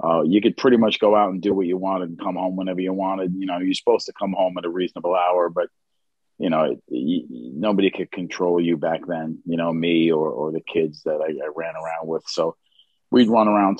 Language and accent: English; New York City, New York, United States; I grew up in Queens, in Bayside, Queens.